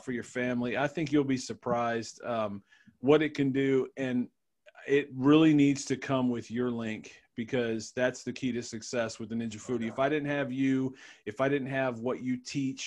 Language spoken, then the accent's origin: English; Cleveland, Ohio, United States; I'm from Cleveland